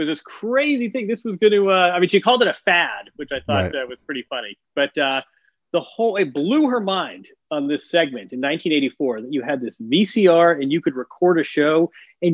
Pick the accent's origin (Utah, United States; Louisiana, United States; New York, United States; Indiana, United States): Indiana, United States; Bloomington; Bloomington, Indiana, which is my hometown.